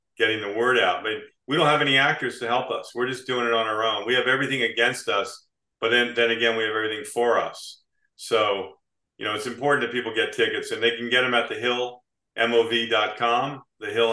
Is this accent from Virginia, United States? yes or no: no; New Jersey, United States; moved away as an adult; also born or lived in Beach Haven, New Jersey / Chatsworth, New Jersey / California; now in Florida, United States; I grew up in South Jersey